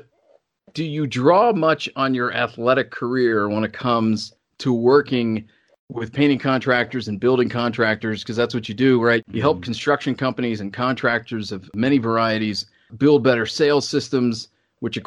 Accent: Cincinnati, Ohio, United States; I grew up in Cincinnati

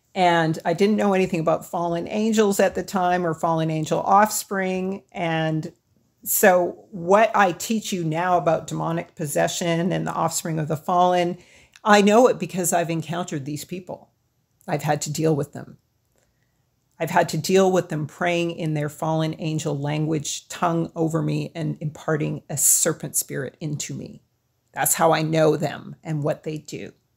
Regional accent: Edmonton, Alberta, Canada; also born or lived in Hanna, Alberta; She didn't teach us much of our heritage growing up in Edmonton.

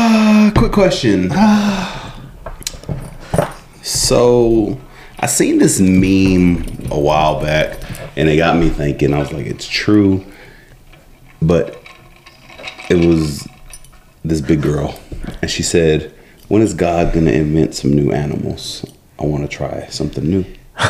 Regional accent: California, United States; I'm from California.

